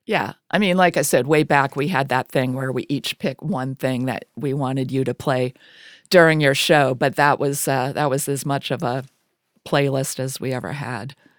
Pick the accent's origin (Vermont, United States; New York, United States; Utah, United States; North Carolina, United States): Vermont, United States; Springfield; moved away; I'm from Springfield, Vermont